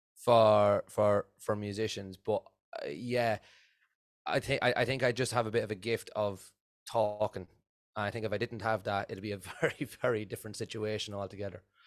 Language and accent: English; Offaly, Leinster, Ireland; I'm, I'm from Offaly in, in Ireland